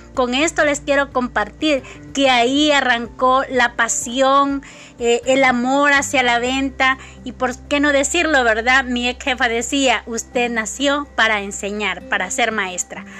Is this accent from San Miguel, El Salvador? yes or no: yes; Nueva Guadalupe, San Miguel, El Salvador; soy una salvadoreña originaria de un lugar que se llama Nueva Guadalupe en el bello departamento de San Miguel